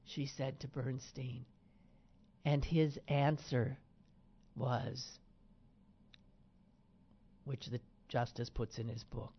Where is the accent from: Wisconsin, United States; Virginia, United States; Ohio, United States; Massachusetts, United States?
Wisconsin, United States; Green Bay; now in Pittsburgh, United States; I've lived in Pittsburgh, which is the place I've lived longest in my life, I drove from here to Green Bay, my hometown